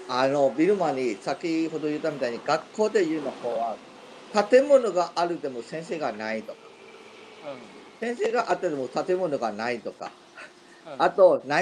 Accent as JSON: {"language": "Japanese", "region": "Iwate", "country": "Japan", "tie": "born or raised there", "said": "岩手、はい。僕、岩手の出身ですよ。"}